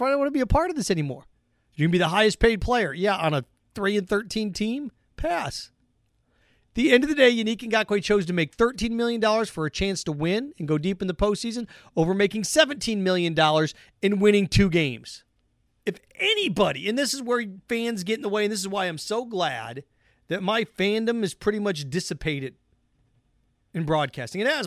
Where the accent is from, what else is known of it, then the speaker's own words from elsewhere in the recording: Midwest, United States; I grew up in the Midwest